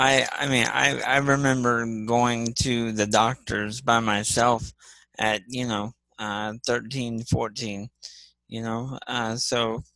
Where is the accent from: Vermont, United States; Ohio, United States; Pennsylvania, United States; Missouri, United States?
Ohio, United States; Columbus; I'm from Columbus, Ohio